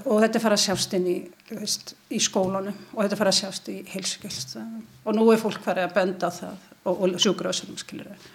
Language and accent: Icelandic; Ísafjörður, Westfjords, Iceland; ég er frá Ísafyrðu